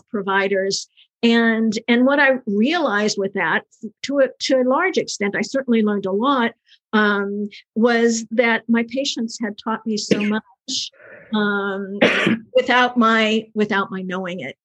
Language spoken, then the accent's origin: English; the South, United States; I'm from the South.